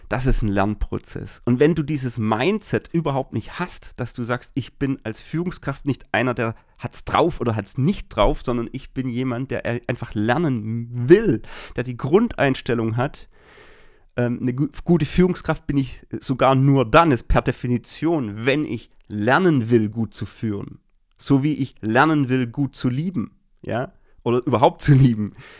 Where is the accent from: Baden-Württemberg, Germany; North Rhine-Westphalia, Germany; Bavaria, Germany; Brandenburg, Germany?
Baden-Württemberg, Germany; bei uns in Baden-Württemberg sind dann zum Beispiel diese Pfingstferien